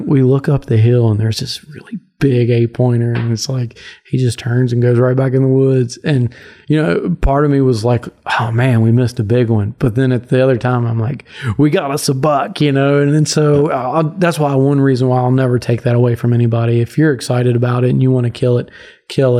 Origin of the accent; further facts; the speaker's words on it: Virginia, United States; growing up in Virginia, hunting public land